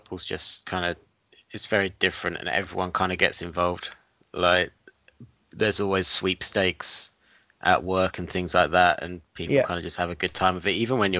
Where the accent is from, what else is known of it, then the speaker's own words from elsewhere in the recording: England, United Kingdom; being English